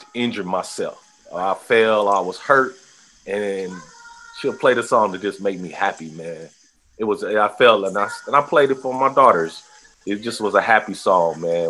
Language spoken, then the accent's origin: English; Oakland, California, United States; growing up in Oakland